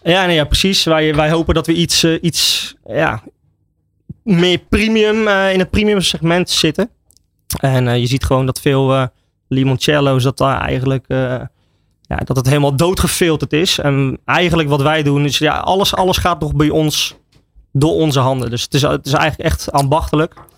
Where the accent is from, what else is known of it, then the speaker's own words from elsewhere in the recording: Oudewater, Utrecht, Netherlands; Ik kom dus uit Oude Water en wij hebben in Oude Water een gezegde.